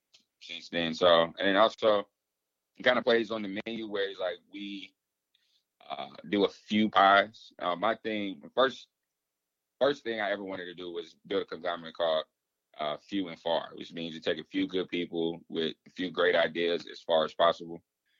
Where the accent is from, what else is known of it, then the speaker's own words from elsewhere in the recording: the South, United States; So, growing up in the South, as you know, we have a draw. We have accent.